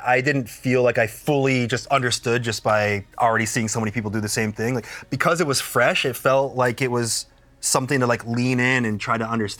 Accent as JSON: {"language": "English", "country": "United States", "said": "as an American viewer"}